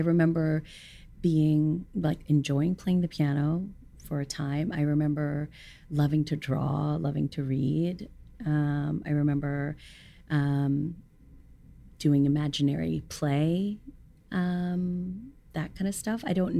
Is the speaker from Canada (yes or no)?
no; Hong Kong; Yeah, and then being born and raised in Hong Kong, it's like all of them spoke Cantonese.